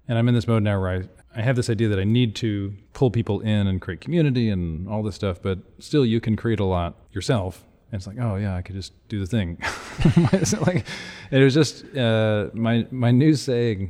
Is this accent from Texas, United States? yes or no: yes; Houston, Texas, United States; Houston, I'm from Houston